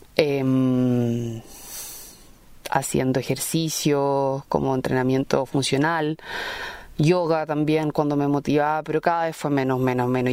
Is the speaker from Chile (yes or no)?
yes; Chile; soy periodista chilena, vivo en Santiago